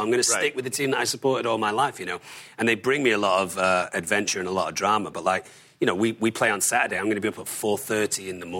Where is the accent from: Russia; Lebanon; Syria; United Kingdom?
United Kingdom; Manchester, North West England; And I mean, I'm from Manchester.